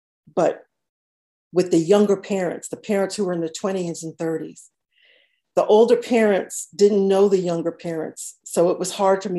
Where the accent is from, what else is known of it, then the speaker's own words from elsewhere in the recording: Norwalk, Stamford, Connecticut, United States; moved away as an adult; also born or lived in Georgia; I am originally from Norwalk, Stamford, Connecticut.